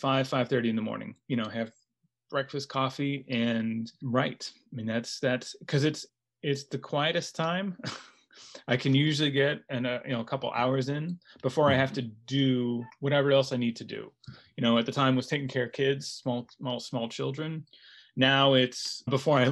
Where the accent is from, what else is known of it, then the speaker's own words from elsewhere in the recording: United States; also born or lived in Los Angeles / Chicago / Istanbul; as an American